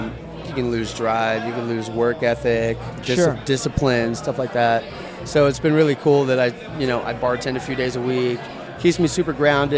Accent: Baltimore, Maryland, United States; I'm an East Coaster, man. I'm from Baltimore.

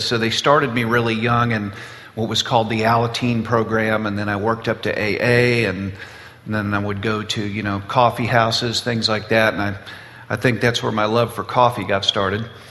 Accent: Boca Raton, Florida, United States; I was born and raised in South Florida, Boca Raton.

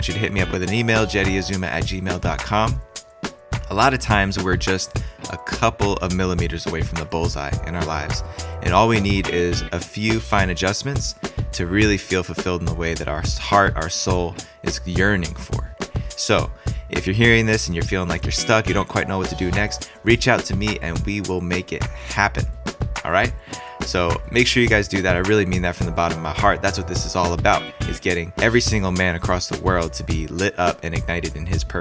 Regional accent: New Jersey, United States; moved away; I was born and raised in New Jersey

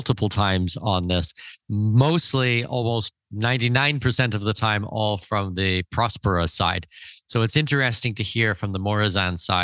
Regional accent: Canada; I'm Canadian. Second of all, like, okay, my family's from Denmark, but I'm Canadian

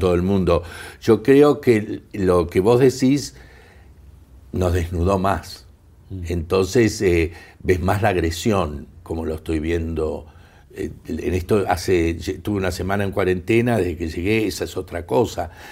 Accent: Argentina; moved away; siendo ciudadano argentino, no residente, pero argentino

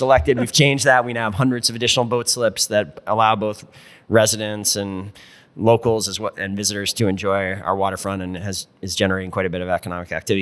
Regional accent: rural Vermont, United States; also born or lived in Burlington, Vermont; I was born and raised in Vermont, but I was born and raised in rural Vermont

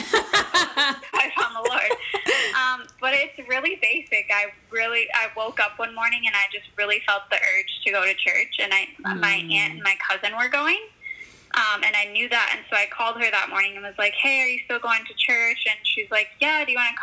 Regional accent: Grand Rapids, Michigan, United States; I was born and raised in Grand Rapids, Michigan

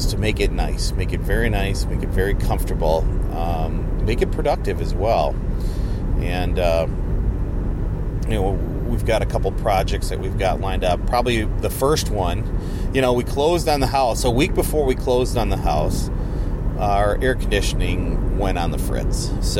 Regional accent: area near the Wisconsin Dells, United States; moved away; Now, I'm not from the Tolma area. I've got more connections a little further to the east and to the south, where we have our land, and we're more from that area near the Dells, Wisconsin Dells.

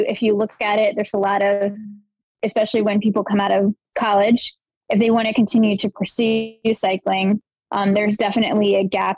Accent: Richmond, Virginia, United States; I'm from Richmond, Virginia, and I am the current executive director of the Amy D Foundation.

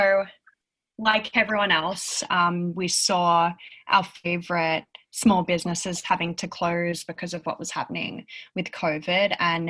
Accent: Australia; moved away as an adult; also born or lived in Sydney; now in New York, United States; I'm an Australian senior copywriter currently at RGA New York

